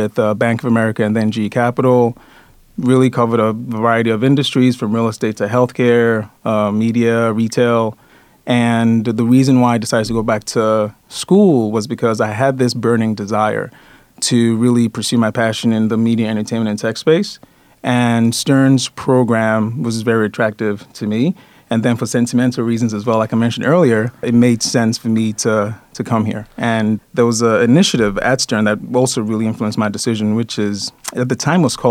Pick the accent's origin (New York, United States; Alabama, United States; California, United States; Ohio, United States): New York, United States; I am Nigerian by origin, but I was actually born in New York.